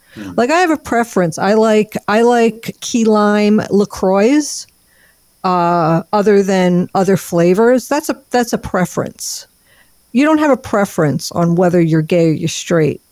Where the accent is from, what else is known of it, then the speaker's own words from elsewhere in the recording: New York, United States; I have Sicilian blood, and I'm from New York.